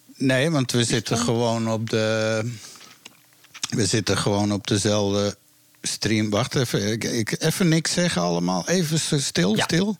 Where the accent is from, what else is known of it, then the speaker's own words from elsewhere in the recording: Amsterdam, North Holland, Netherlands; Zo ben ik in Amsterdam geboren